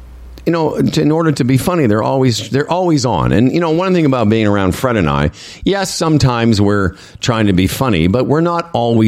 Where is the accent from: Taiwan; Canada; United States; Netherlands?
Canada; Moose Jaw, Saskatchewan; also born or lived in Toronto / Vancouver; I said, well, I'm actually from Moose Jaw originally. So I've been to Medicine Hat.